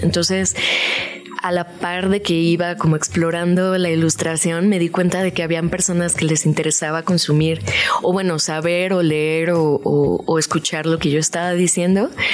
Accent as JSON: {"language": "Spanish", "town": "Los Cabos", "region": "Baja California Sur", "country": "Mexico", "moved": "yes", "lives_now": "Mexico City, Mexico", "said": "Soy de Los Cabos, Baja California"}